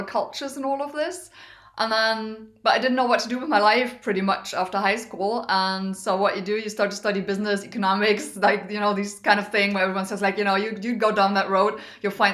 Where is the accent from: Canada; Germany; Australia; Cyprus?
Germany; also born or lived in Düsseldorf, Germany / United States; I'm in from Germany originally. I live most of the time in Germany.